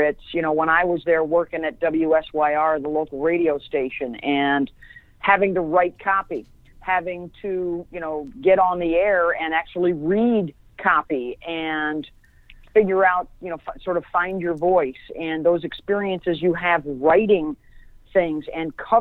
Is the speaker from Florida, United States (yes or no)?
no; Syracuse, New York, United States; I grew up in Syracuse